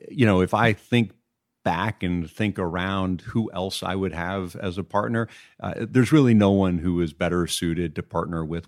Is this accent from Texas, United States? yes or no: yes; Beaumont, Texas, United States; also born or lived in Manhattan, New York; now in Connecticut, United States; where I grew up in Beaumont, Texas, we were all Boy Scouts.